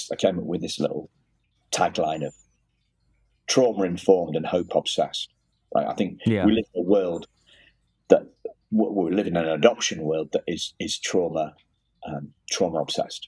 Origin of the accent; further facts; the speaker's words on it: Liverpool, North West England, United Kingdom; also born or lived in Wrexham, Wales; now in York, United Kingdom; I was born in Wrexham, which is actually just in not far from Liverpool, but just over the border into Wales